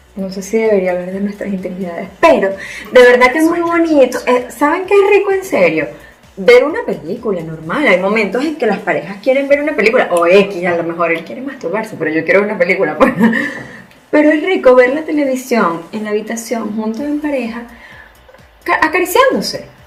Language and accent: Spanish; Venezuela; moved away as an adult; now in Spain; somos venezolanos de nacimiento, españoles por herencia